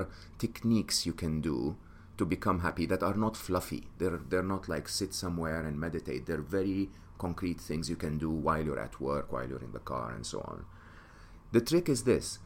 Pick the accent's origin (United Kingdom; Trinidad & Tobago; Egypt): Egypt; moved away; I'm an Egyptian. I was born and raised in Egypt.